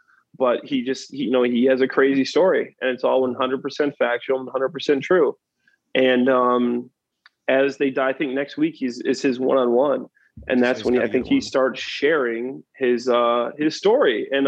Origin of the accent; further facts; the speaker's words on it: East of England, United Kingdom; Man, I'm from Essex, and that's how we talk to each other. So it's kind of weird, but that's how we do things back.